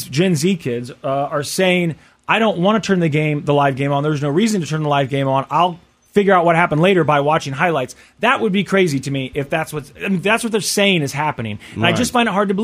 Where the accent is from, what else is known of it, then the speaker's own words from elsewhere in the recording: Kansas City, United States; growing up in Kansas City